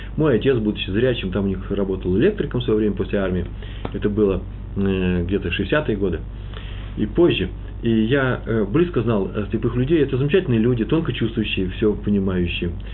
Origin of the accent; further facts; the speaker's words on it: Russia; now in Jerusalem, Israel; мы из России